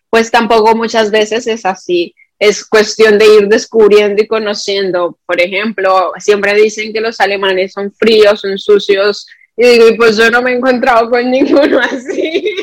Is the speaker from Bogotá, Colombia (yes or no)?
yes; Bogotá, Colombia; Yo soy de Bogotá.